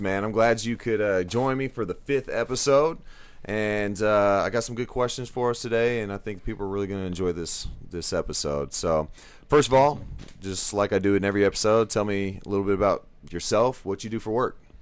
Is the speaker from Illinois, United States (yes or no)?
no; Dallas, Texas, United States; also born or lived in Forney, Texas; now in Rockwall, United States; I grew up in Dallas, moved to Forney